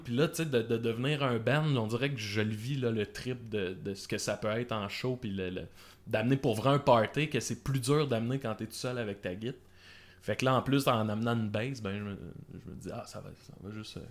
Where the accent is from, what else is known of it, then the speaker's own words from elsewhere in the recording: Salaberry-de-Valleyfield, Quebec, Canada; Valleyfield, qui est, qui est ma ville natale